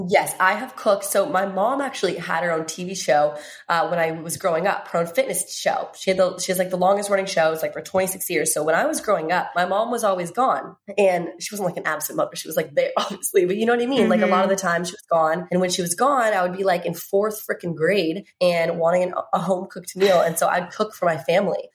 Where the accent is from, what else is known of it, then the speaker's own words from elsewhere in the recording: Virginia, United States; where I grew up in Virginia